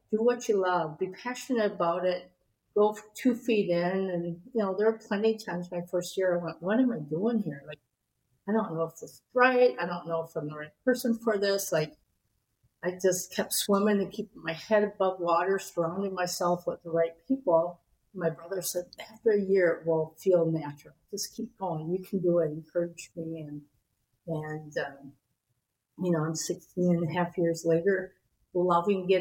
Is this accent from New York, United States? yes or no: no; Wisconsin, United States; moved away as an adult; now in California, United States; grew up in Wisconsin